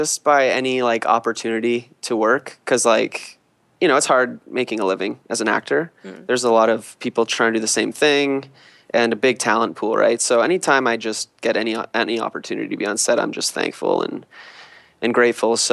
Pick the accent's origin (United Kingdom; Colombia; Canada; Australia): Canada; just outside of Toronto, Ontario; moved away as an adult; now in Vancouver, Canada; I grew up just outside of Toronto